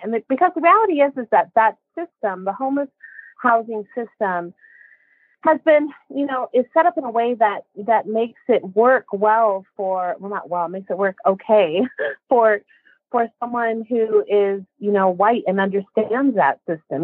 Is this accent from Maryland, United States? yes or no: no; Pawnee Nation of Oklahoma, United States; my tribe, I'm from the Pawnee Nation of Oklahoma